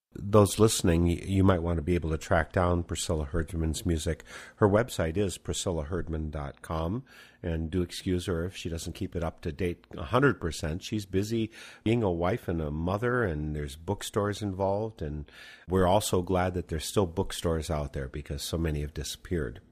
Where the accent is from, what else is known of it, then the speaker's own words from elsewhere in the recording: Midwest, United States; I'm from the Midwest